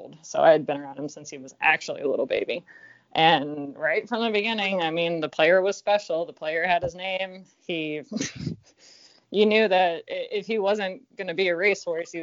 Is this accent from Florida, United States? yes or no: yes; Ocala, Florida, United States; moved away as an adult; growing up in Florida